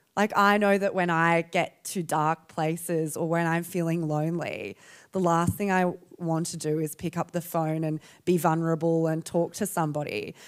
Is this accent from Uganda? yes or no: no; Perth, Western Australia, Australia; I'm from Perth